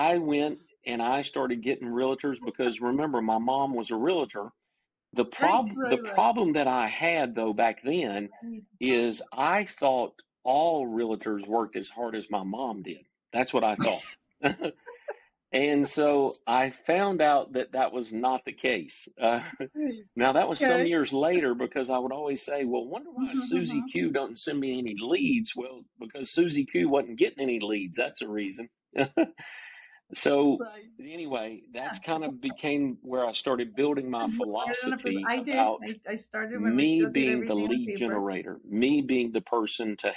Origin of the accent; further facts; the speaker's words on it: Cumming, Georgia, United States; also born or lived in Dahlonega, Georgia; I grew up in North Georgia, in the mountains of North Georgia, in a little community called Cumming, Georgia